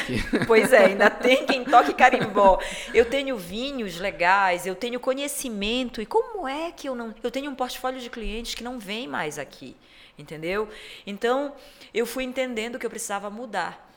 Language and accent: Portuguese; Pará, Brazil; also born or lived in Europe; eu sendo paraense da Gema, moradora do centro, centro histórico de Belém